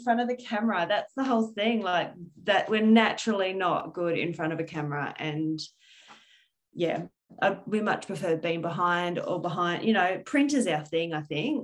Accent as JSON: {"language": "English", "region": "Midwest of Western Australia", "country": "Australia", "tie": "born or raised there", "moved": "yes"}